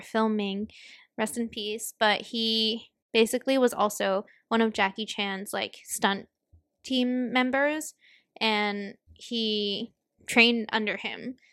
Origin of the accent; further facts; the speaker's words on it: Hong Kong; now in United States; we grew up in Hong Kong